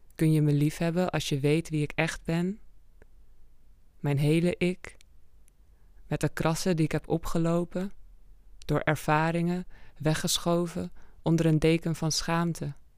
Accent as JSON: {"language": "Dutch", "town": "Amsterdam", "region": "North Holland", "country": "Netherlands", "tie": "born or raised there", "said": "kom uit Amsterdam. Woon daar al sinds mijn vierde. Dus daar opgegroeid."}